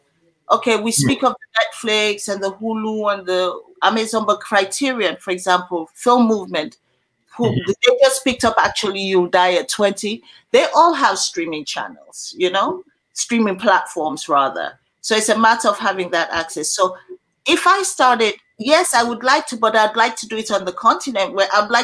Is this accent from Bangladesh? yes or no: no; Sierra Leone; my region in Sierra Leone